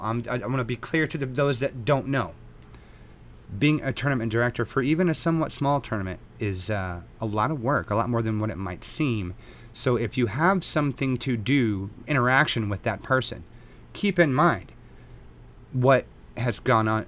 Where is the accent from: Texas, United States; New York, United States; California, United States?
Texas, United States; born and raised in Texas